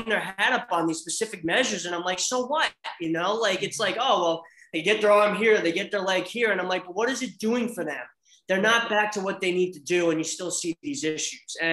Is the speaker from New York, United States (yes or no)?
no; Manalapan, New Jersey, United States; I grew up in Monmouth County, Manalapan